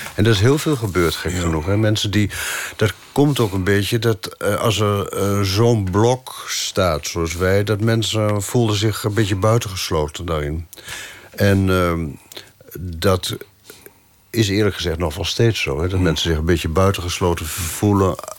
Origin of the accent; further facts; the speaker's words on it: Netherlands; moved away as an adult; now in Paris, France; we zijn uit Nederland weggegaan